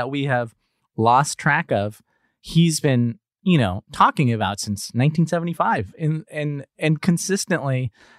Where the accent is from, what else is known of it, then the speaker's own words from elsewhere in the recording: Los Angeles, California, United States; I'm Cuban American growing up in Los Angeles